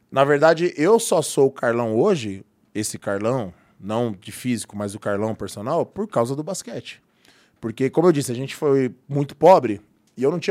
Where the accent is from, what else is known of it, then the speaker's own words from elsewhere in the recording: Baeta Neves, São Paulo, Brazil; now in São Caetano do Sul, Brazil; que ela está lá no Baeta, que é onde eu nasci. E eu estou em São Caetano, dá uma meia hora.